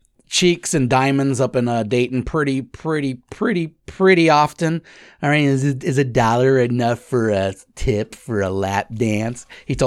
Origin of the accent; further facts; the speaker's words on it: Australia; I'm Australian. That's just what we do.